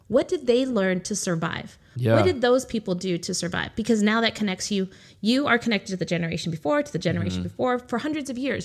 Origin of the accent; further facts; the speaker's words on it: United States; So I'm Native American. I don't know if you ever knew that.